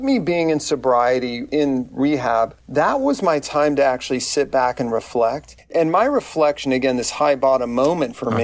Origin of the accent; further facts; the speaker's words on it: McAllen, Texas, United States; I grew up in a small South Texas town. I grew up in McAllen, Texas.